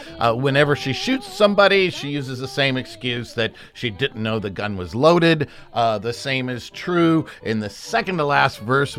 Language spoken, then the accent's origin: English; United States; I'm an American